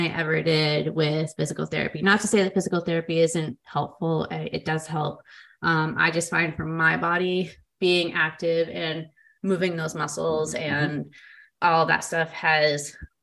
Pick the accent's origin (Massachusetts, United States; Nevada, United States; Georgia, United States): Massachusetts, United States; Boston; Boston, beyond being my hometown where I grew up